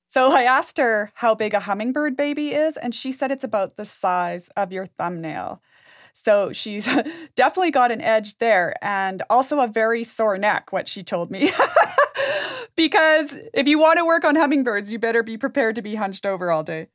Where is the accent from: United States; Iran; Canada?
Canada; Jasper, Alberta; When I was growing up in Jasper